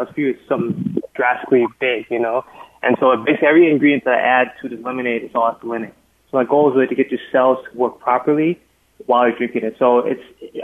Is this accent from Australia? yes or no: no; Liberia; now in United States; I'm originally not from this country. So I'm actually from Liberia originally. I'm actually an immigrant, like a refugee